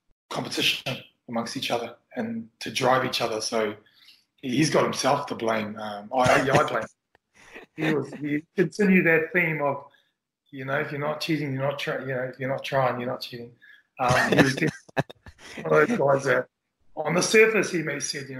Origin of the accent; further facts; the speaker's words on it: Auckland, New Zealand; as a young Kiwi growing up in Auckland